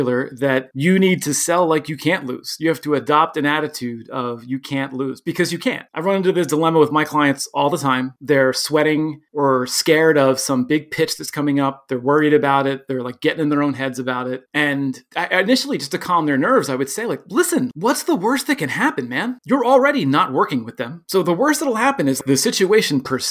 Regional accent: Philadelphia, Pennsylvania, United States; I'm from Philadelphia.

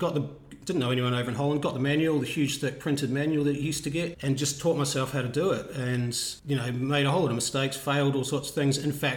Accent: New Zealand; moved away as an adult; also born or lived in Netherlands; now in Australia; I grew up in New Zealand.

